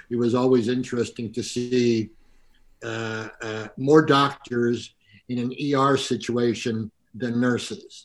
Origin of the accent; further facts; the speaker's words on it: St. Louis, Missouri, United States; A woman that I grew up with in St. Louis